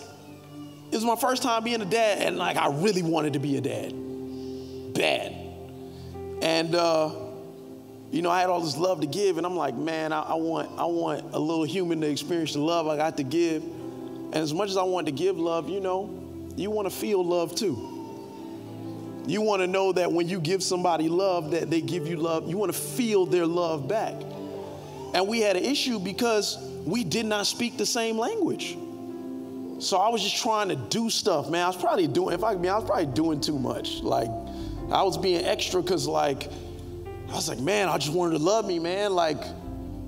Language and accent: English; Carol City, Florida, United States; I was born in Carroll City. So I barely speak English well.